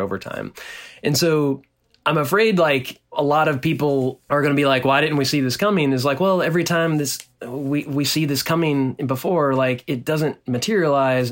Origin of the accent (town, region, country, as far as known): Nacogdoches, Texas, United States; born or raised there